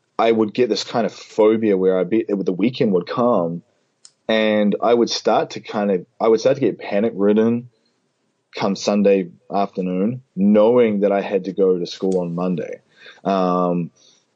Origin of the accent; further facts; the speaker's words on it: Auckland, New Zealand; moved away as an adult; also born or lived in Whanganui, New Zealand; now in New Orleans, United States; Auckland. I was born in Whanganui, but I lived in Auckland most of my life